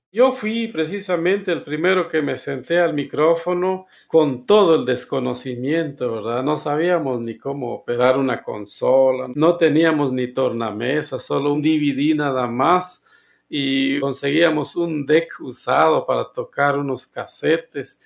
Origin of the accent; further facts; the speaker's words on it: Sumpango, Sacatepéquez, Guatemala; Soy originario de Guatemala, específicamente en Zacatepeques